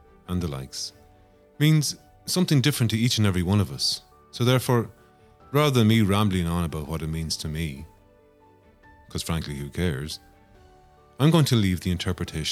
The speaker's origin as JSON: {"language": "English", "town": "Longford", "region": "Leinster", "country": "Ireland", "also_born_or_lived": "Dublin", "moved": "as an adult", "lives_now": "Sligo, Ireland", "said": "I'm originally from Longford"}